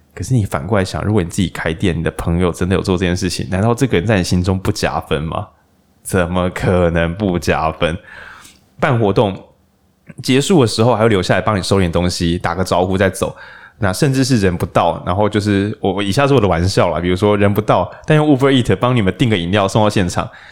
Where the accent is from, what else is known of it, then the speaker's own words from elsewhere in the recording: Lukang, Changhua County, Taiwan; 我老家鹿港